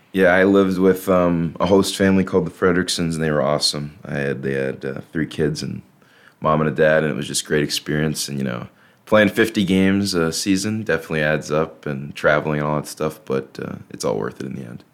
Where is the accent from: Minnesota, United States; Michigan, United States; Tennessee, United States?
Minnesota, United States; Stillwater; moved away; from Stillwater, Minnesota, so just right on the edge of Minnesota and Wisconsin right there